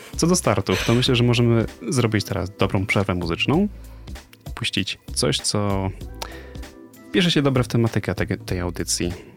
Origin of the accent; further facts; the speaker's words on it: Poznań, Greater Poland, Poland; z Poznania